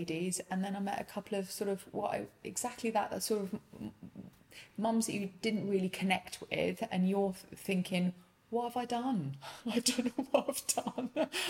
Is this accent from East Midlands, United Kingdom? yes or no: yes; Nottingham, East Midlands, United Kingdom; moved away as an adult; also born or lived in London; now in Grantham, United Kingdom; Originally we're from Nottingham.